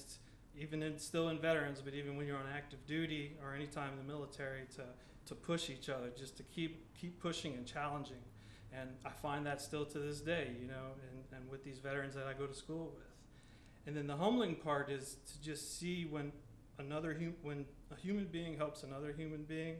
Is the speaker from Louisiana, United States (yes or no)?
yes; Maurice, Louisiana, United States; I'm from Maurice, Louisiana right here. So I've grown up with USL then to UL.